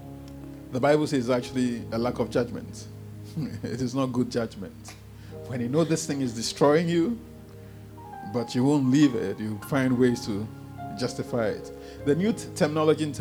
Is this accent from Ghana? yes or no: yes; Ghana; You know I'm Ghanaian.